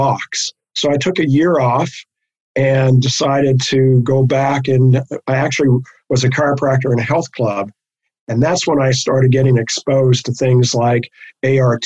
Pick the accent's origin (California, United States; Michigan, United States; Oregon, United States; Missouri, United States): California, United States; Los Angeles; I grew up in Hollywood